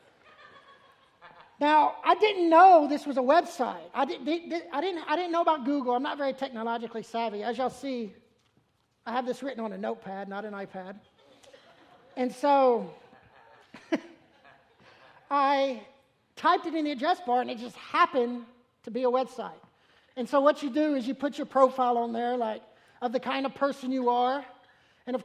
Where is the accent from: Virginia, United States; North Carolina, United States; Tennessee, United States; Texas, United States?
Tennessee, United States; Memphis; moved away; I'm from Memphis